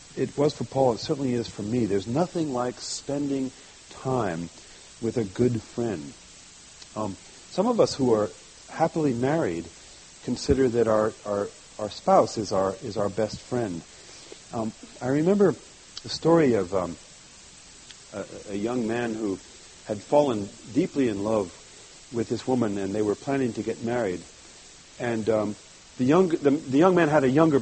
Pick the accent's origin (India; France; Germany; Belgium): France; moved away; I grew up in France